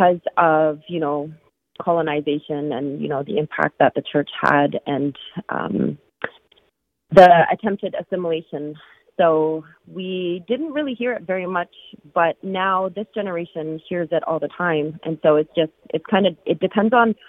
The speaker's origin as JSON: {"language": "English", "region": "the Arctic", "country": "Canada", "tie": "born or raised there", "moved": "yes", "said": "we grew up in the Arctic and we're, you know, grew up in our culture."}